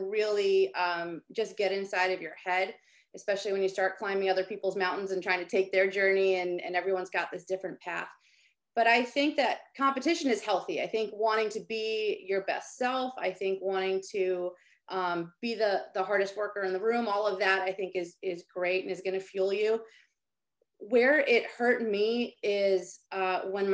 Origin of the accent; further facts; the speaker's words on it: Maryland, United States; I grew up in Maryland, so everybody played lacrosse